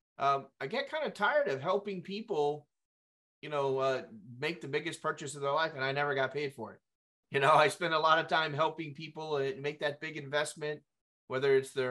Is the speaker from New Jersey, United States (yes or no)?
no; Tucson, Arizona, United States; now in West Palm Beach, United States; I'm from Tucson myself